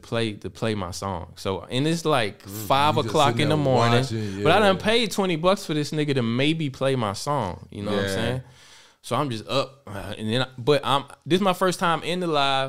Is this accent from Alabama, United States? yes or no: yes; Alabama, United States; now in Germany; I'm from Alabama. But I live in Germany.